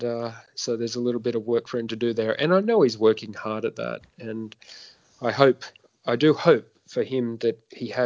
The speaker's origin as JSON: {"language": "English", "town": "Sydney", "region": "New South Wales", "country": "Australia", "tie": "born or raised there", "said": "in my hometown"}